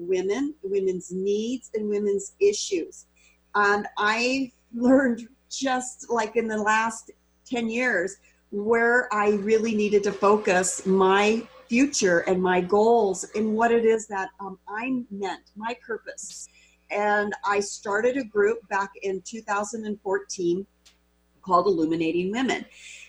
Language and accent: English; Walla Walla, Washington, United States; So I'm born and raised in Walla Walla.